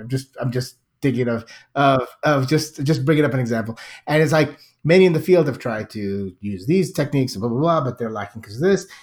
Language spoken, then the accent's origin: English; United States; I'm American